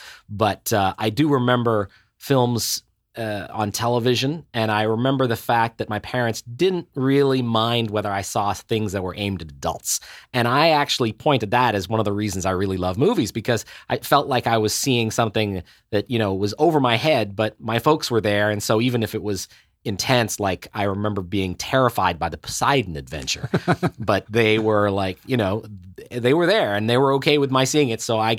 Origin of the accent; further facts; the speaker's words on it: Helsinki, Uusimaa, Finland; born there; also born or lived in Ottawa / Seoul / Pretoria; And I was born in Helsinki a few years after you, a 70-year kid. My folks and I, my mother is Danish, my folks and I traveled around a great deal. We had a couple of years in Ottawa when I was a kid